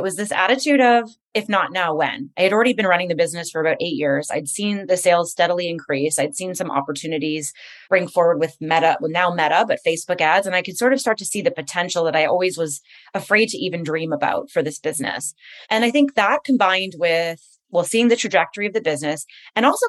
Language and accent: English; Montreal, Quebec, Canada; moved away; I'm from Montreal originally